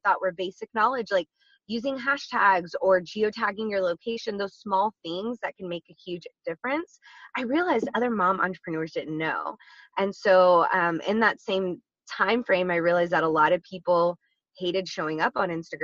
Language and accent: English; Texas, United States; now in San Diego, United States; I am originally from Texas. I am a proud Texas native.